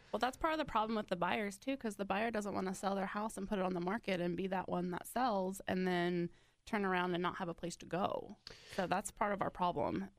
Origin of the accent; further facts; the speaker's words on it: Mendocino County, California, United States; moved away as an adult; I'm originally from Northern California.